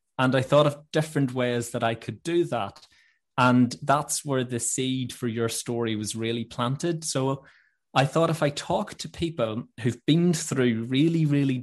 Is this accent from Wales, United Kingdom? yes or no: no; Northern Ireland, United Kingdom; moved away as an adult; now in London, United Kingdom; I grew up in this gorgeous little village at the foot of the mountains in Northern Ireland